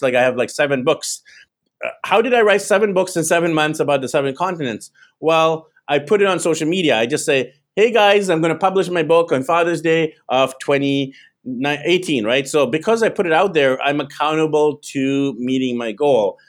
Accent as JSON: {"language": "English", "town": "Vancouver", "region": "British Columbia", "country": "Canada", "tie": "born or raised there", "moved": "as an adult", "lives_now": "Manila, Philippines", "said": "So I'm actually originally from Vancouver, BC, Canada. That's where I was born, raised."}